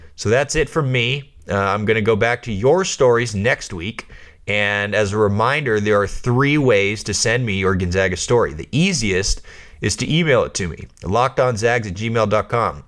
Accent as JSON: {"language": "English", "area": "Bay Area", "region": "California", "country": "United States", "tie": "born or raised there", "said": "I grew up playing basketball in the Bay Area"}